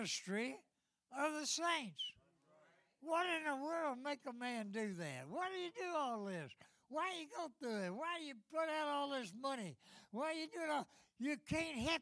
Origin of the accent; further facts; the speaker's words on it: Nashville, Tennessee, United States; I was born in East Nashville and raised in the housing projects